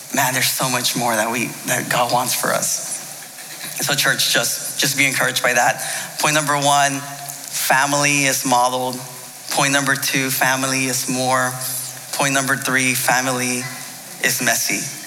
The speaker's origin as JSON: {"language": "English", "country": "United States", "tie": "born or raised there", "said": "I'm Mexican. My parents are from Mexico. I was born here in the States, but I still, uh, I'm Mexican American"}